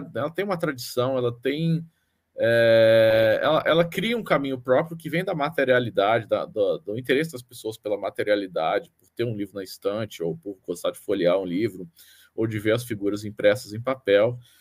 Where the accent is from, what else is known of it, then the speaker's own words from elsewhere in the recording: Brasília, Federal District, Brazil; moved away; eu venho de Brasília, né? Originalmente